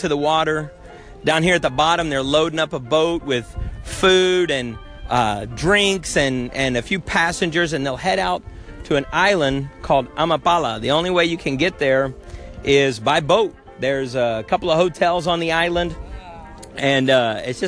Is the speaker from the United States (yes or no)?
yes; United States; I'm an American in my body, but I am a Honduran in my heart